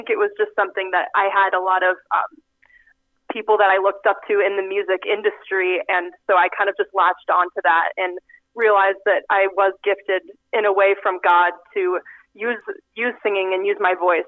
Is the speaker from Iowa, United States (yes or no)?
yes; Exira, Iowa, United States; moved away as an adult; now in York, Nebraska, United States; I'm from Exira, actually, right outside of Exira. Went to high school at Audubon